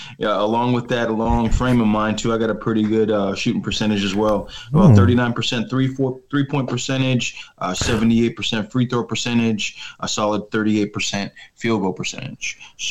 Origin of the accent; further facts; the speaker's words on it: Maryland, United States; Oh, I'm from the Maryland area.